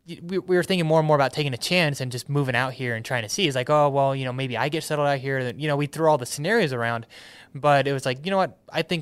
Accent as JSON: {"language": "English", "town": "Metairie", "region": "Louisiana", "country": "United States", "tie": "born there", "said": "So I was born in Metairie, Louisiana. That's just near New Orleans."}